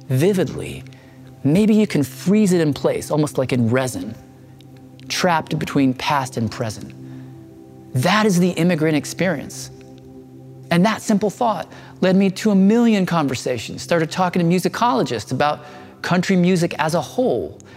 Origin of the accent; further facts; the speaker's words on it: Tennessee, United States; moved away; I grew up in Tennessee, and I felt no nostalgia for that place.